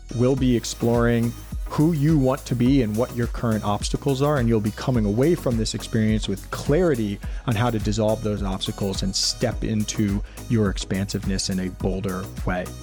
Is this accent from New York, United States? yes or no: yes; New York City, New York, United States; I grew up in Brooklyn, New York City